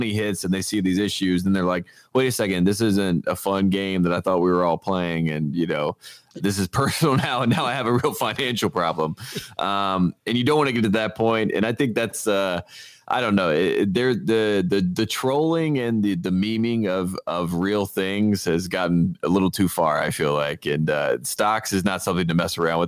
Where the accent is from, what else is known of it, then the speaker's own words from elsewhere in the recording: North Carolina, United States; now in Los Angeles, United States; I'm from North Carolina